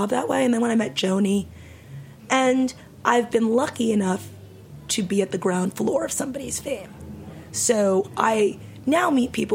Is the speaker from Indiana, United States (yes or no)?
no; New York, United States; I grew up in New York